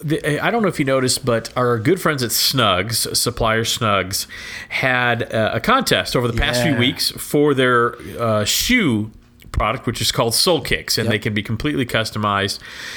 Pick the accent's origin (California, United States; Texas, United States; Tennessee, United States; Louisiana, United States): Texas, United States; I grew up in Texas